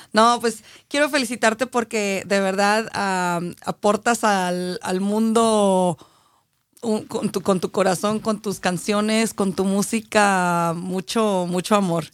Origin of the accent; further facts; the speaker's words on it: Aguascalientes, Mexico; Yo soy de Aguascalientes